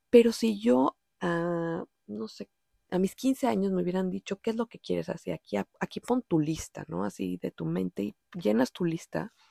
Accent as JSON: {"language": "Spanish", "region": "Mexico City", "country": "Mexico", "accent": "DF", "said": "Pues, o sea, es evidente, yo soy mexicana, sí."}